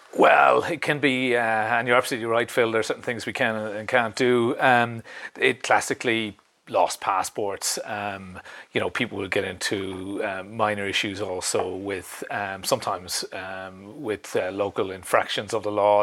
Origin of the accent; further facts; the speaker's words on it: Ireland; moved away as an adult; now in Sweden; it's very easy as Irish people to, to live in, and, and, work here.